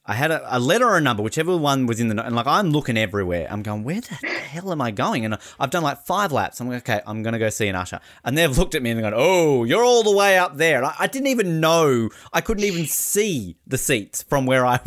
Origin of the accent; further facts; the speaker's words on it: Australia; the Australian